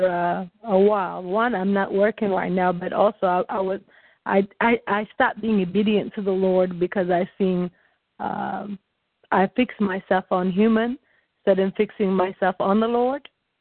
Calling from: Ohio, United States; I'm calling from Ohio.

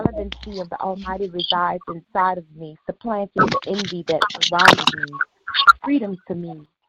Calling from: San Francisco, California, United States; I'm calling from San Francisco, California.

